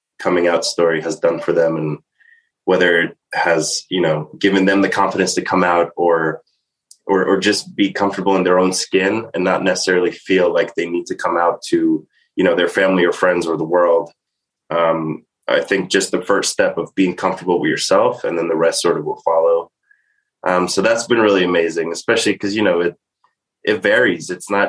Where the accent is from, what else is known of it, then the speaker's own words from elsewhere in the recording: New York City, New York, United States; I'm from Staten Island, New York